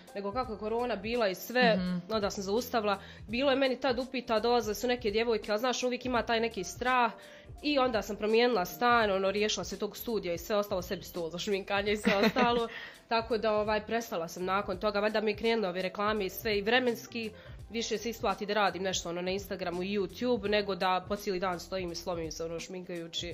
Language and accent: Croatian; Sudan; accent: Sudanese; moved away; also born or lived in Balkans; ja sam iz Sjevernog Sudana